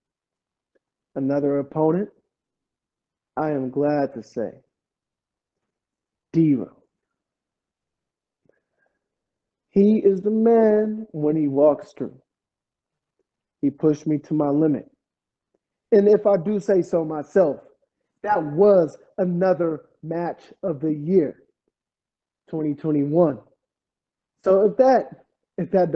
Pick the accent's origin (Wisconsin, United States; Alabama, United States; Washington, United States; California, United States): California, United States; Oakland; I walk it, I breathe it, I have lived it. It stays with me all the time. I am proud to say that I'm from Oakland.